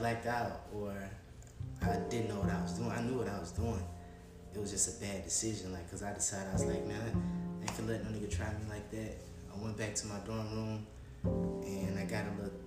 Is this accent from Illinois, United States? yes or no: yes; Chicago, Illinois, United States; also born or lived in Georgia; I was raised in Chicago. In Southside